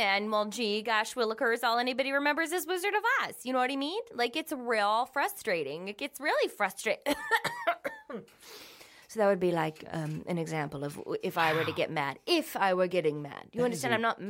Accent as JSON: {"language": "English", "region": "Minnesota", "country": "United States", "accent": "Minnesota", "said": "Yes, well, that was another part of getting rid of my ugly, was getting rid of my Minnesota accent."}